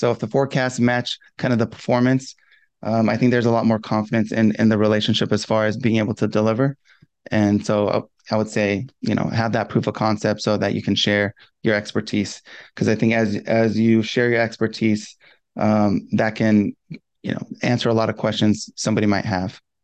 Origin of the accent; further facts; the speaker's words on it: Southern California, United States; I'm from Southern California